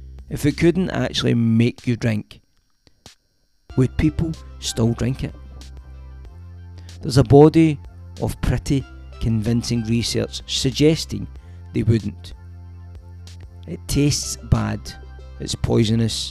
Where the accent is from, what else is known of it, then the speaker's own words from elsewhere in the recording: Glasgow, Scotland, United Kingdom; when I grew up in Drumchapel